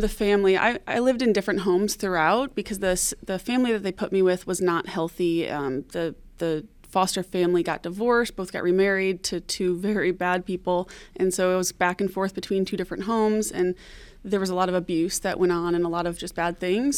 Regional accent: Detroit, Michigan, United States; I'm from Detroit, Michigan, originally. Um, I grew up in the foster care system

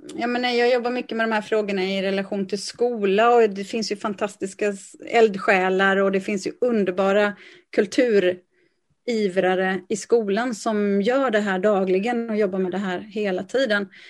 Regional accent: Lysekil, Västra Götaland, Sweden; now in Gothenburg, Sweden; jag är född och uppvuxen i Lysekil

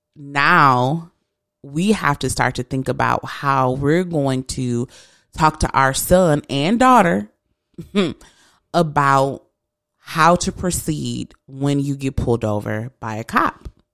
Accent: east side of Michigan, United States; now in West Michigan, United States; I'm not from West Michigan. I'm from the east side of the state.

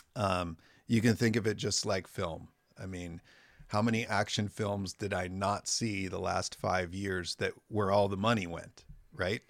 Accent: Morro Bay / Los Osos, San Luis Obispo County, California, United States; now in Santa Maria, United States; I grew up in Morbe

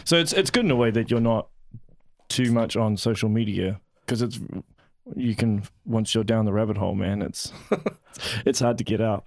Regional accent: Auckland, New Zealand; moved away as an adult; now in Hamilton, New Zealand; I'm originally from West Auckland and I grew up around a lot of Samoans.

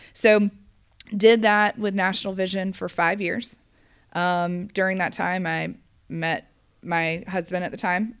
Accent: Gwinnett County, Georgia, United States; I grew up in Gwinnett County, Georgia

